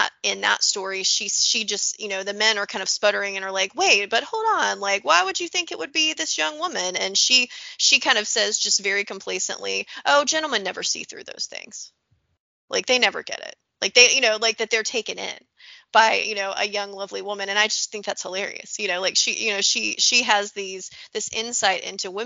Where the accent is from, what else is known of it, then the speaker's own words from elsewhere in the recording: United States; being American